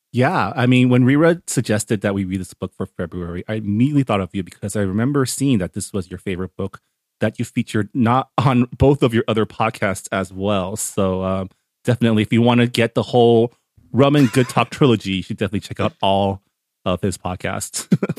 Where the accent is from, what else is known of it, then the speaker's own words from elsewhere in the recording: San Gabriel Valley, California, United States; I grew up here in the Sangamo Valley where up until even through college, my schools were always forty to fifty percent Asian